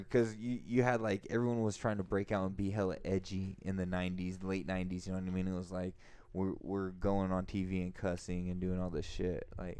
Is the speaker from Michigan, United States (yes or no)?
no; close to Sacramento, Northern California, United States; we're from Northern California, close to Sacramento